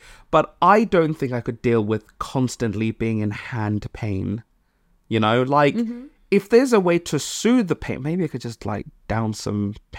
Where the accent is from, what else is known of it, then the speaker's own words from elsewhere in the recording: Malawi; I'm from Malawi, and I like my African friends